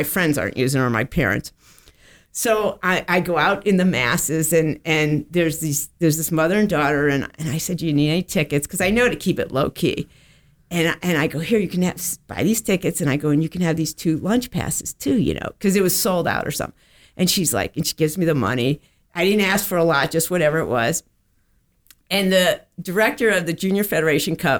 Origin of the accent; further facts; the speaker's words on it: Connecticut, United States; also born or lived in Cincinnati; now in Florida, United States; I grew up in Connecticut, and as a kid, I went to the U.S. Open